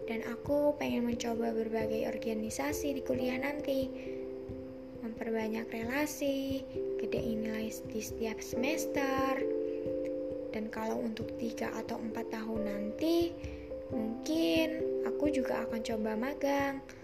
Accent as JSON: {"language": "Indonesian", "region": "Lampung", "country": "Indonesia", "said": "Asalku dari Lampung Tengah."}